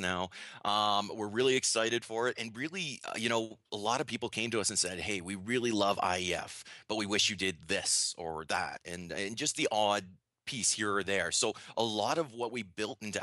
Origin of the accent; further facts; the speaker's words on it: Canada; accent: Canadian; now in Waterloo, Canada; I'm Canadian, obviously, if you don't notice the accent